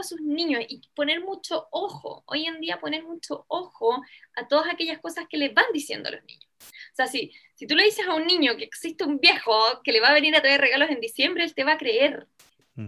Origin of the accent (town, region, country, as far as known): Chile; also born or lived in Venezuela